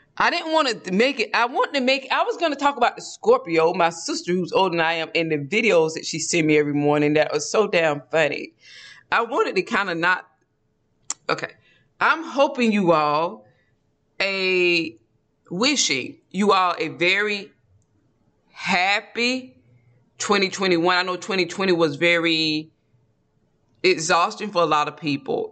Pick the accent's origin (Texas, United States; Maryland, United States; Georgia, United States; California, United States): Georgia, United States; accent: Georgia dialect; we're from Georgia, so there's a dialect in Georgia that we naturally fall into